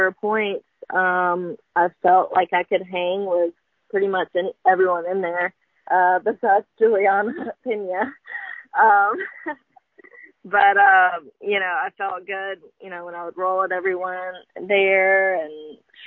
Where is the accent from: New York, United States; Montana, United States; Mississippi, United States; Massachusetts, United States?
Mississippi, United States; Columbus; born or raised there; moved away as an adult; now in Ocean Springs, United States